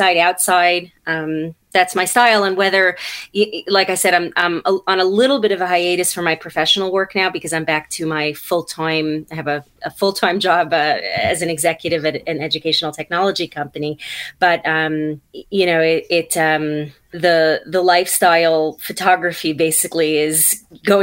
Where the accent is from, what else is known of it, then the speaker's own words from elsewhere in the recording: New York City, New York, United States; moved away as an adult; now in New Jersey, United States; I'm from Brooklyn originally.